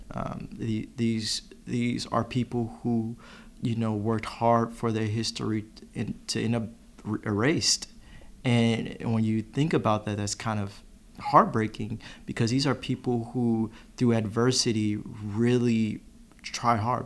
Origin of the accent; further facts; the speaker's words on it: Chicago, Illinois, United States; now in Knoxville, United States; I'm not originally from the southeast uh, at all. I'm from Chicago